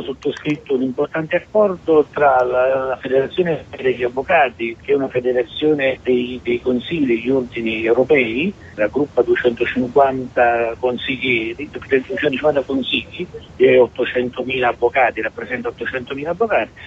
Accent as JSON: {"language": "Italian", "town": "Naples", "region": "Campania", "country": "Italy", "said": "essendo napoletano"}